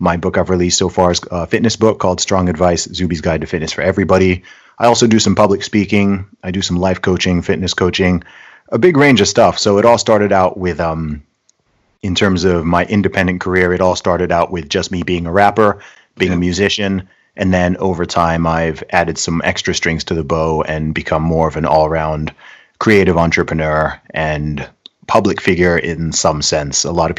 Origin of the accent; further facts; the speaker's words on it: Saudi Arabia; accent: hybrid; also born or lived in United Kingdom; I am British by nationality. Nice. I was born in the UK, but when I was 1 year old, I actually moved to Saudi Arabia.